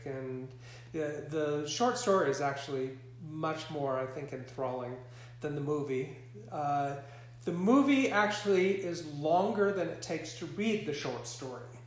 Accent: Montana, United States; moved away as an adult; also born or lived in Singapore; growing up in Montana, growing up on a cattle ranch

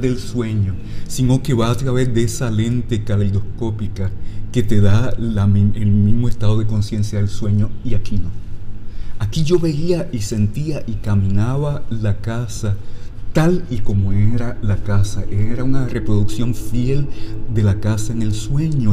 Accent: Lajas, Puerto Rico; yo crecí en una casa en Lajas, que es la casa de mis bisabuelos

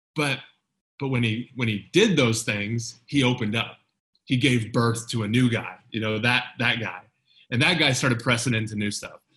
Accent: United States; moved away as an adult; I moved away from the United States shortly after the terrorist attacks on September 11th, 2001

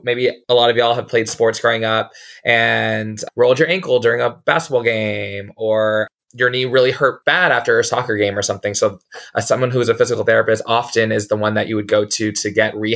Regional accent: San Antonio, Texas, United States; also born or lived in Houston, Texas; I was born and raised in San Antonio, Texas

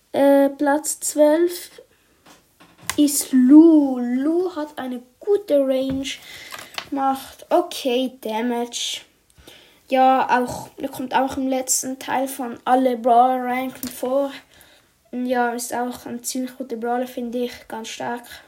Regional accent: Switzerland; ich komme ja aus der Schweiz

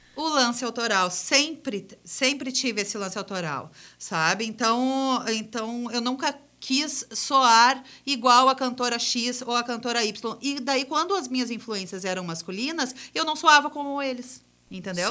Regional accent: Gramado, Rio Grande do Sul, Brazil; eu sou de Gramado, ele eh, fez um testezinho numa, na escola onde eu estudava e, e me convidou para fazer parte de um coral, do primeiro coral infantil de Gramado

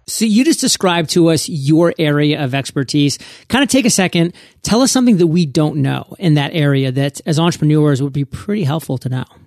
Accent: Maine, United States; Maine, my home state.

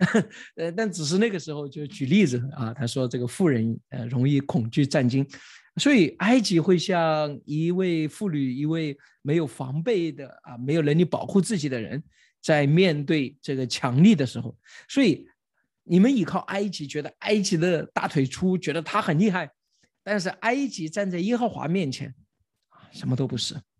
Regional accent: China; 我们中国人

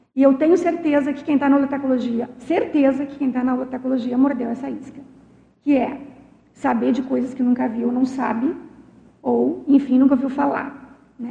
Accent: Rio Grande do Sul, Brazil; eu sou gaúcha

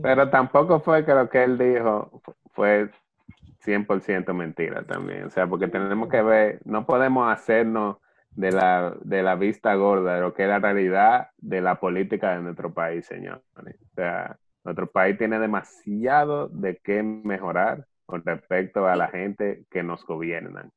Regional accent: Dominican Republic; nosotros, como dominicanos y como cristianos

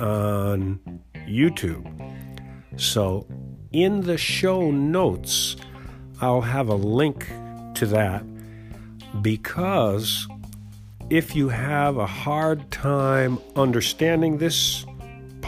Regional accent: United States; accent: American; that's my American accent

